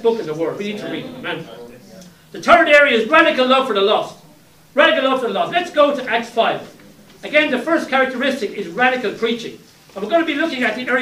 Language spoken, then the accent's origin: English; Ireland; when I was growing up in Ireland, many years ago